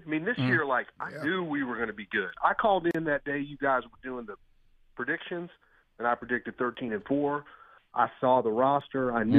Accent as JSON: {"language": "English", "town": "Kansas City", "region": "Missouri", "country": "United States", "said": "When I was a kid, the Chiefs were terrible. I had to pick a team, and I picked Buddy Ryan and Eagles."}